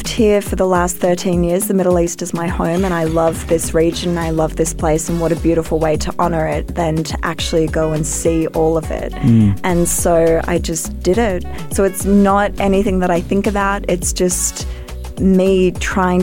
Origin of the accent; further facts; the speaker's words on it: Australia; I'm an Australian